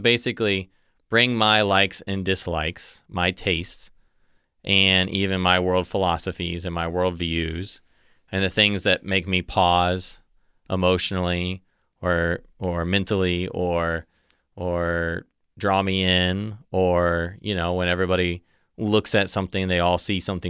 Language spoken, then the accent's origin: English; Ohio, United States; born there; You know, my mom's from Michigan. Mm-hmm. I was born in Ohio.